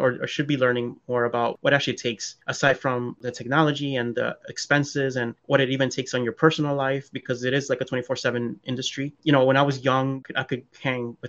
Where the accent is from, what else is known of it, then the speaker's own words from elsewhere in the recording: New York City, New York, United States; I have my best friend who I grew up with back in Queens, like as a kid